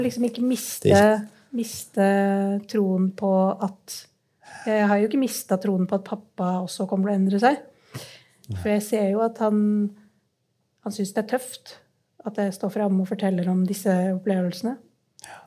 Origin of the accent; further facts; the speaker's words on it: Oslo, Norway; jeg vokste opp på, på Stovner, i Groruddalen i Oslo